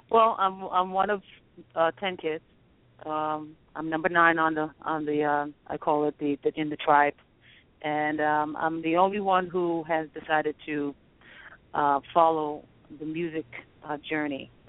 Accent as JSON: {"language": "English", "town": "New York City", "region": "New York", "country": "United States", "tie": "born or raised there", "said": "I was born and raised in Queens, yes."}